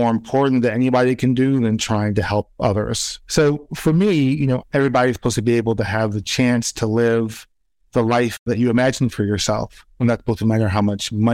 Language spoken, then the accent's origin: English; New York City, New York, United States; growing up in East New York